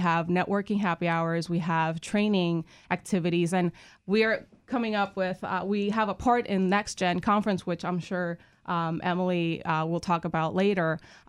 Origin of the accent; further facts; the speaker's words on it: Puerto Rico; moved away; I'm originally from Puerto Rico.